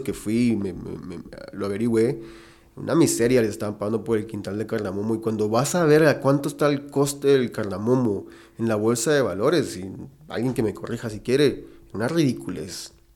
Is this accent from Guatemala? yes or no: yes; Guatemala; somos un país que produce mucha carne